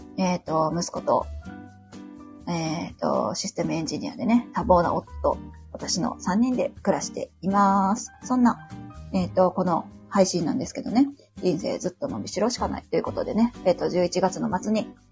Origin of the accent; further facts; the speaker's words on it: Osaka, Japan; accent: Kansai dialect; ところどころね、関西弁が出ると思うんですけど、えっと、大阪出身になります。